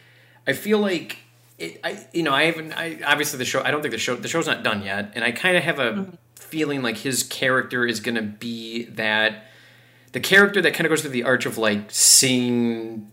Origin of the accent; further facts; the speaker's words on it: Wisconsin, United States; that accent, I'm from Wisconsin